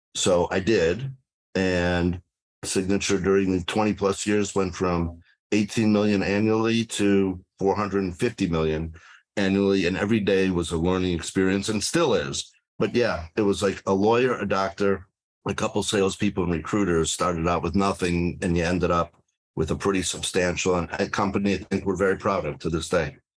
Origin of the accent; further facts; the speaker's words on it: Detroit, Michigan, United States; moved away as an adult; now in South Florida, United States; I started out as a healthcare lawyer in Detroit, where I grew up